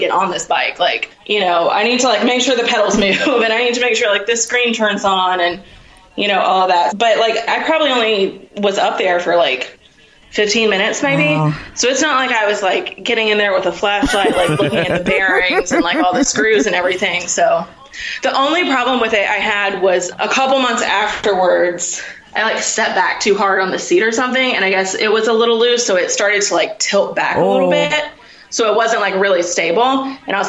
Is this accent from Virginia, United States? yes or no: yes; Richmond, Virginia, United States; also born or lived in Washington, District of Columbia, United States; I'm from Richmond, Virginia